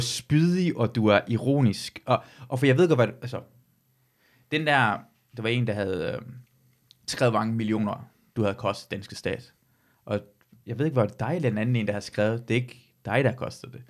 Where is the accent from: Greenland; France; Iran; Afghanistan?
Iran; now in Denmark; jeg er født og vokset i Iran